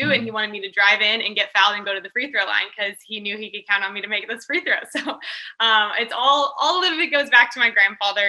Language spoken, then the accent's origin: English; Kansas, United States; moved away as an adult; also born or lived in California; I grew up in Kansas, and honestly, there isn't much else to do in Kansas